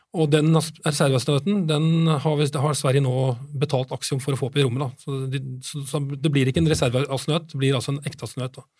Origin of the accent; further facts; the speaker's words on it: Norway; for oss som nordmenn